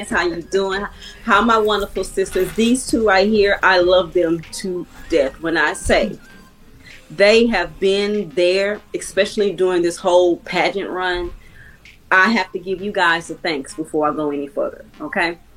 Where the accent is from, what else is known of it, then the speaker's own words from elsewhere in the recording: California, United States; also born or lived in Texas / Atlanta; now in Mississippi, United States; I'm from California. Um, I graduated and I went to move to Texas. I'm a military brat.